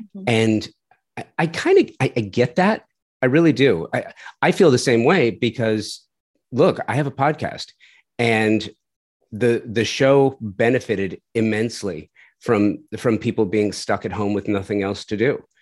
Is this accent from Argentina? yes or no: no; Southern California, United States; moved away as an adult; now in Tulsa, United States; I'm doing a design house in Tulsa, and I'm from Southern California